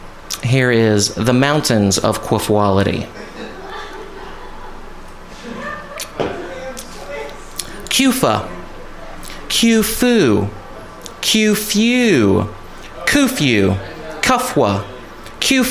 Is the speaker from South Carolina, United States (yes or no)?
yes; Columbia, South Carolina, United States; I grew up in Columbia, South Carolina, but my friends and I call it Cola Town